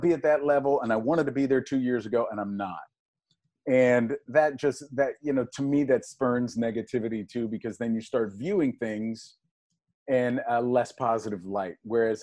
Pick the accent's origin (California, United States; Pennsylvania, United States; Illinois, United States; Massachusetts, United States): Pennsylvania, United States; Pittsburgh; moved away as an adult; I was raised in Pittsburgh, Pennsylvania